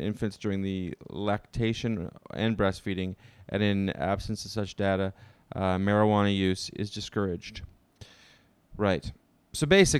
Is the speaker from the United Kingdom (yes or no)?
no; Ottawa, Ontario, Canada; Ottawa Hospital Research Institute in Canada. That's my hometown